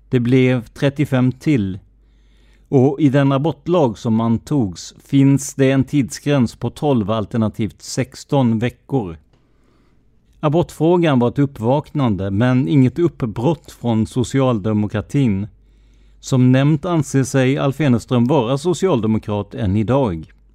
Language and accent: Swedish; Karlskrona, Blekinge, Sweden; min hemstad Karlskrona.